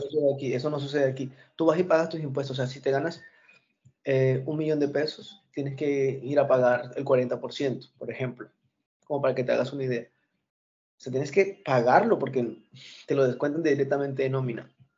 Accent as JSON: {"language": "Spanish", "country": "Colombia", "moved": "yes", "said": "yo soy colombiano."}